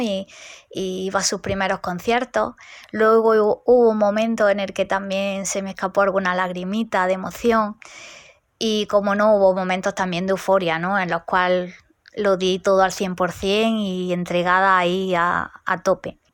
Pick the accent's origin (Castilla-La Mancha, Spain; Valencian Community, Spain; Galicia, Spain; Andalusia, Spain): Andalusia, Spain; Granada; soy de Granada